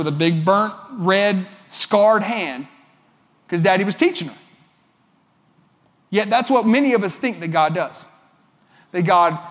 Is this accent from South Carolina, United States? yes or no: yes; Columbia, South Carolina, United States; I'm from Columbia. This is where I live